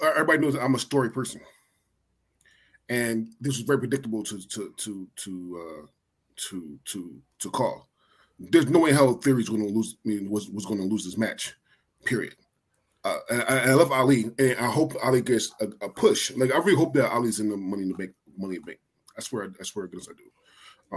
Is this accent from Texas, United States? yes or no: no; Philadelphia, Pennsylvania, United States; I'm from Philly